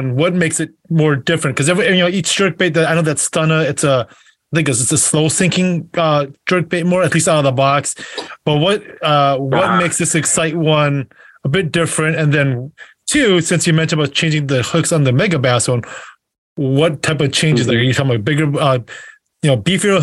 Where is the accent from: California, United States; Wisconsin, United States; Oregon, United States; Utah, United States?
Wisconsin, United States; I'm from Wisconsin